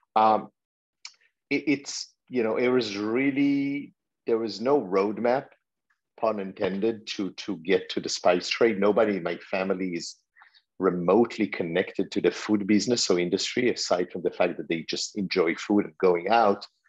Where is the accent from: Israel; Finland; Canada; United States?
Israel; moved away; also born or lived in France; growing up in Israel